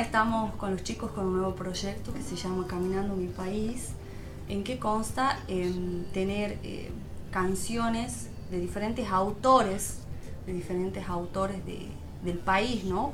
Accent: Argentina; also born or lived in Tucumán; somos todos argentinos

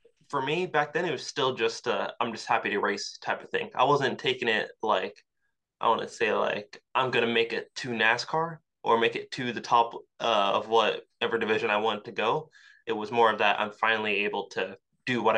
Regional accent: Yorktown, Virginia, United States; I grew up in Yorktown, Virginia

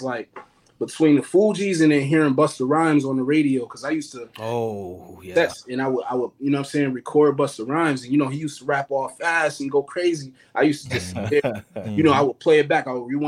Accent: Buffalo, New York, United States; I grew up in Buffalo

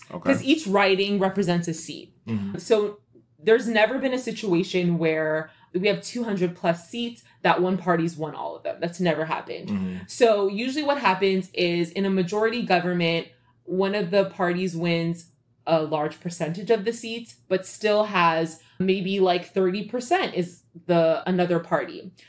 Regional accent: Canada; now in United States; I'm Canadian

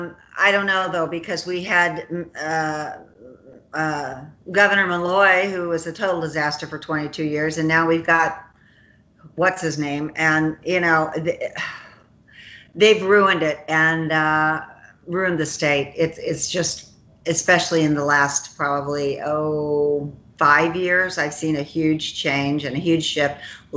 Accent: Kansas, United States; We're from Kansas.

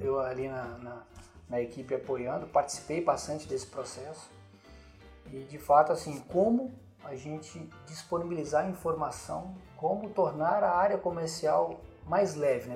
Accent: Venda Nova do Imigrante, Espírito Santo, Brazil; Nasci legal. em Venda Nova

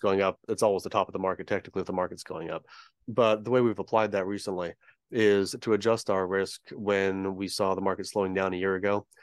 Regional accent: San Diego, California, United States; moved away as an adult; We're from Southern California. We both grew up here, both went to college here

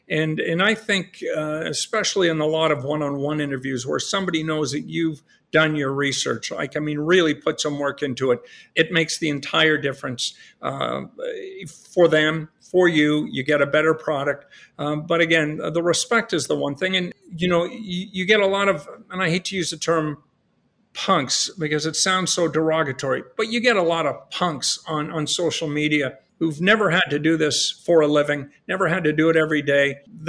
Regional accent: Rouyn-Noranda, Quebec, Canada; moved away; also born or lived in Toronto; I grew up in Noranda, Quebec, and it's the hometown of Dave Keon. And I was 10 years old when the Leafs last won their Stanley Cup.

